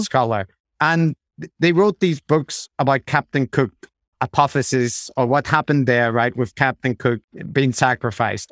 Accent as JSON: {"language": "English", "country": "Ireland", "said": "as an Irish person"}